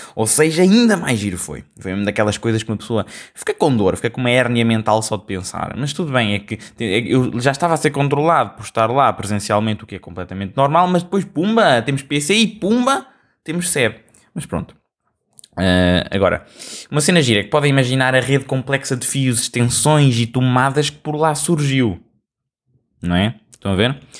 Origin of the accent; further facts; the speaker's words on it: Portugal; como um bom português